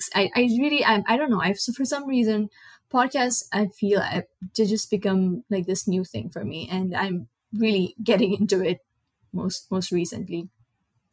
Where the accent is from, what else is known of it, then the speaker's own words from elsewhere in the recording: Nepal; first language Nepali; English is a second language; moved away as an adult; now in United States; I moved from Nepal, which is a small South Asian country.